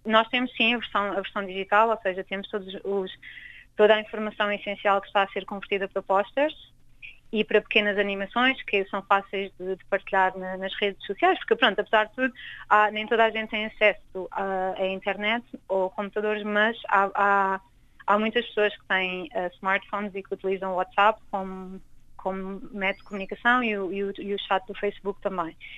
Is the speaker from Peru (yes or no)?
no; Angola; sou angolana